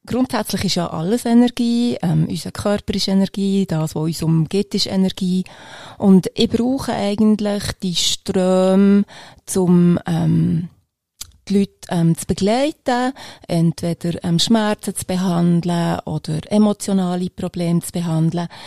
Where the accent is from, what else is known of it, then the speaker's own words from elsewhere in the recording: Bern, Switzerland; now in Eastern Switzerland; ich bin eine Bernerin ursprünglich, die seit aber 20 Jahren ähm, in der Ostschweiz lebt.